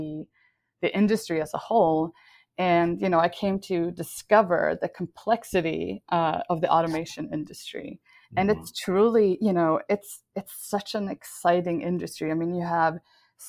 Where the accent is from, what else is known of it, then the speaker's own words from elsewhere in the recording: Sweden; moved away; I was born and raised in Sweden